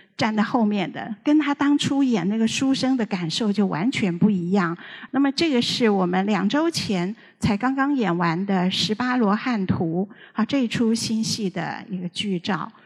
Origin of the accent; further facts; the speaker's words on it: Taiwan; 我这个年纪的小的时候，全台湾的人都在看香港的黄梅调电影